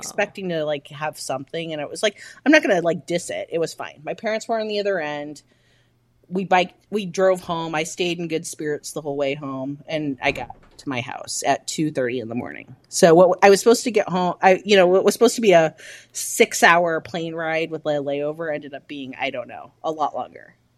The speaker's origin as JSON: {"language": "English", "region": "Midwest", "country": "United States", "said": "I am from the Midwest"}